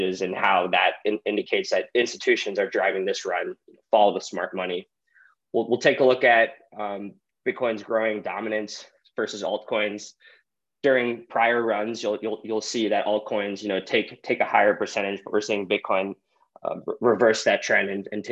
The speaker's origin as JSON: {"language": "English", "town": "St. Louis", "region": "Missouri", "country": "United States", "tie": "born or raised there", "said": "I grew up in St. Louis"}